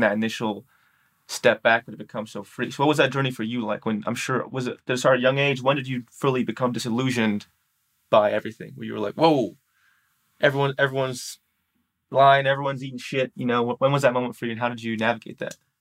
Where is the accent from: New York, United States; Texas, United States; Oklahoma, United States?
New York, United States; New York City; moved away; I'm from New York City